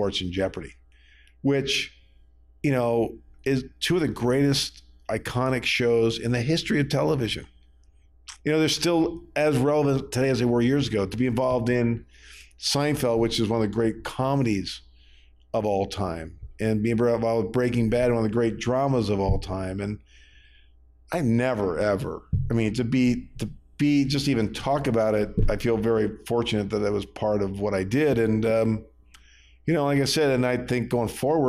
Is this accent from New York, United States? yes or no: no; Bel Air, Maryland, United States; moved away; also born or lived in Baltimore; I grew up in Maryland, a little town called Bel Air.